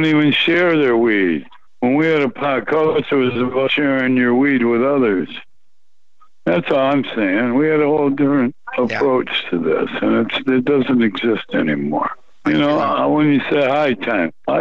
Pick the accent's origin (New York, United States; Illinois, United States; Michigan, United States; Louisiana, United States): Michigan, United States; Flint; my hometown of Flint, Michigan